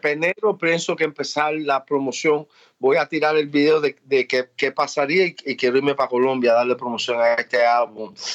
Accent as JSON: {"language": "Spanish", "region": "New York", "country": "United States", "tie": "born or raised there", "also_born_or_lived": "Miami", "said": "yo me crié en Nueva York y Miami es mi segunda casa."}